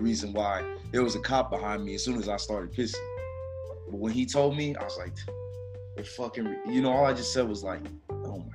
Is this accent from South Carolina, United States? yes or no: no; Miami, Florida, United States; moved away; I'm coming from Miami